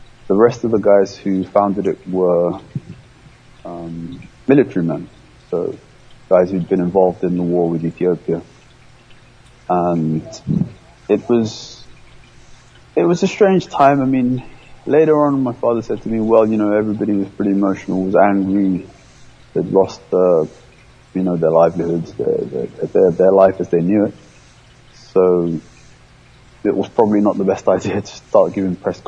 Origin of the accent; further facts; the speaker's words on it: London, United Kingdom; English is a second language; also born or lived in Kampala, Uganda / Libya; going to England was a real shock to the system. I couldn't speak English